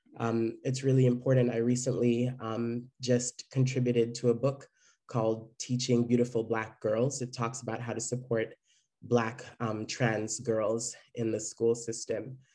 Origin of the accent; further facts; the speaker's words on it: Jamaica; now in San Francisco, United States; Growing up in Jamaica